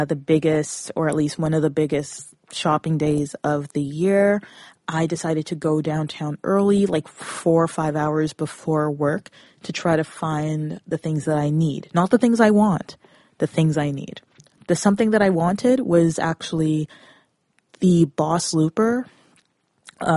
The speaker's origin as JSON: {"language": "English", "area": "Brampton area, Peel region, Mississauga", "region": "Ontario", "country": "Canada", "said": "I come from Brampton area, Peel region, Mississauga"}